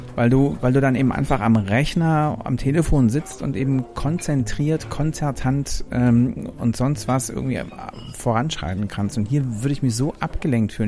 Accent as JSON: {"language": "German", "country": "Germany", "also_born_or_lived": "Hamburg", "said": "als Deutscher"}